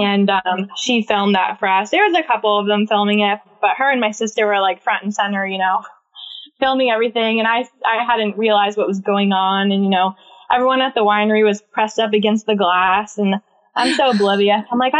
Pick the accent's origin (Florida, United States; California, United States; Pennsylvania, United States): Pennsylvania, United States; Bloomsburg; now in Moosic, United States; originally, I'm from Bloomsburg, so it's about an hour away from here.